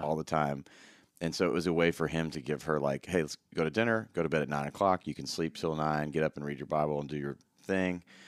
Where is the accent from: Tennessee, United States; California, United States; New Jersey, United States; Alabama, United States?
Tennessee, United States; Memphis; Memphis, Tennessee